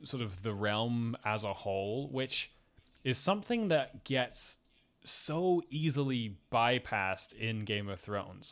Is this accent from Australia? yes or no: no; Scotland, United Kingdom; I was raised in Scotland